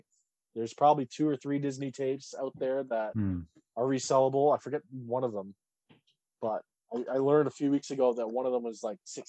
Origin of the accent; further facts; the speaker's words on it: Canada; It's tougher for us as Canadian sellers to sell VHS tapes in Canada because of how expensive everything is.